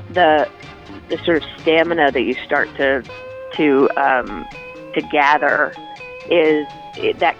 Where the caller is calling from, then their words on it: Charleston, South Carolina, United States; I'm actually but I'm in Charles. I'm calling you from Charleston